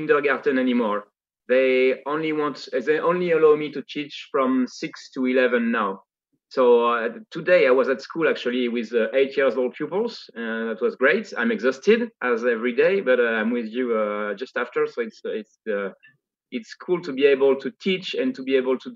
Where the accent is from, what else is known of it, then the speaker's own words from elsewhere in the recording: France; accent: Parisian; English is a second language; I'm a way better French speaker than I am an English one.